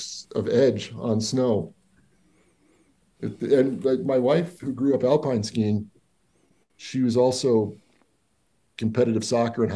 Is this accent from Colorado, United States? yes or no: yes; Denver, Colorado, United States; I grew up in Park Hill, Colorado, and I went to East High School